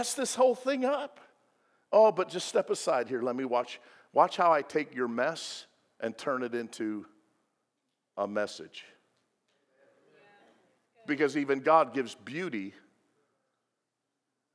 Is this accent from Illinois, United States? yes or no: yes; Illinois, United States; moved away; I'm from Illinois. I learned how to drive on the Dan Ryan